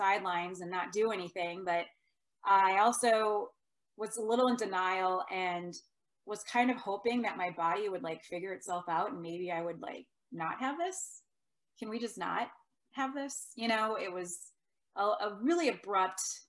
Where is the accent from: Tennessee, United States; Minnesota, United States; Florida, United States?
Minnesota, United States; also born or lived in Iowa; I was from Minnesota. I was going to school in Iowa. My mom in Minnesota was very worried.